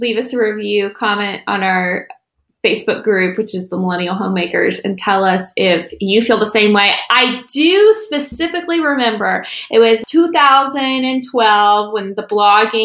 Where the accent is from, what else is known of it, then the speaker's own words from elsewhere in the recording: the Bible Belt, United States; we grew up in the Bible Belt